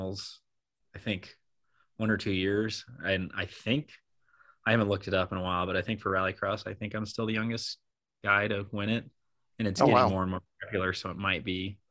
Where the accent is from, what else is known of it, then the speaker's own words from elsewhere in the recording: Colorado Springs, Colorado, United States; I grew up in Colorado Springs